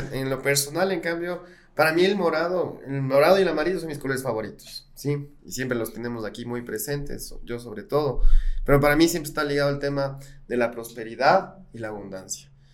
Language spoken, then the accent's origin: Spanish; Ecuador; para quienes somos ecuatorianos y tenemos aquí en el pecho al Ecuador